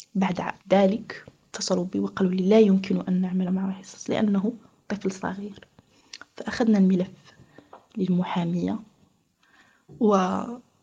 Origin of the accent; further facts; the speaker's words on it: Morocco; moved away as an adult; also born or lived in Switzerland; أنا مغربية متزوجة بمغربي